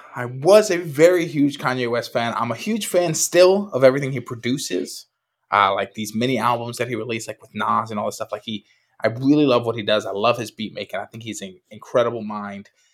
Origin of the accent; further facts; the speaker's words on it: Puerto Rico; I grew up in Puerto Rico